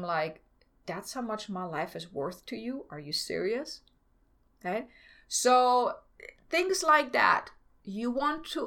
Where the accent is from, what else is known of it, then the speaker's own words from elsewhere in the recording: Germany; moved away; I'm from Germany